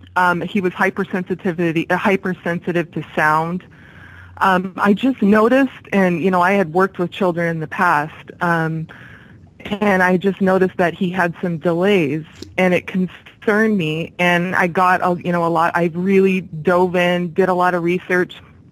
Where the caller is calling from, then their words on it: Corvallis, Oregon, United States; I'm calling from Corvallis, Oregon.